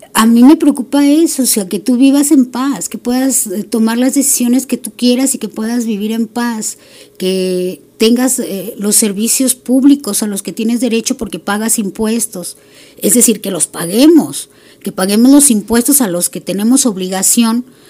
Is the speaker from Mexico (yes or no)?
yes; Mexico; como buena mexicana